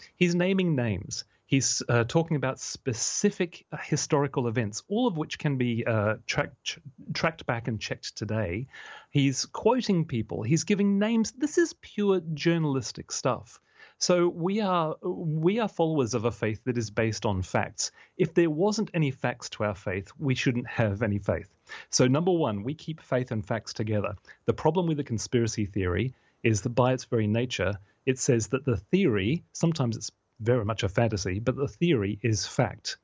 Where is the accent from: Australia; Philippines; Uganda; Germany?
Australia; now in United Kingdom; my home country, in Australia